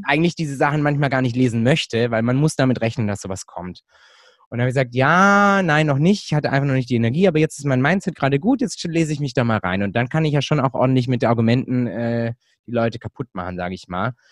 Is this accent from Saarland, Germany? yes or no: no; Hechingen, Baden-Württemberg, Germany; now in Stuttgart, Germany; Ich bin Deutscher, ich bin hier in Deutschland aufgewachsen